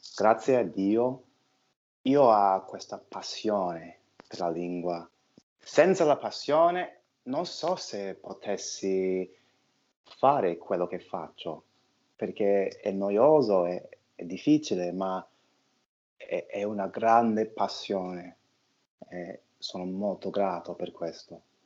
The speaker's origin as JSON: {"language": "Italian", "region": "New York", "country": "United States", "second_language": "Italian", "said": "sono di New York, faccio l'attore"}